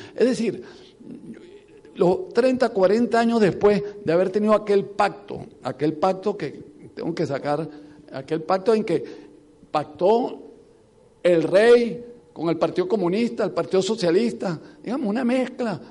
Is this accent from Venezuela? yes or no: yes; Venezuela